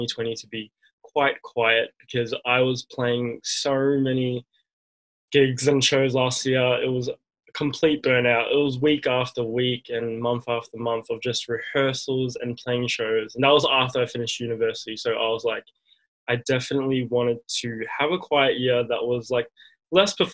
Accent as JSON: {"language": "English", "town": "Melbourne", "region": "Victoria", "country": "Australia", "tie": "born or raised there", "said": "I was born and raised here in Melbourne"}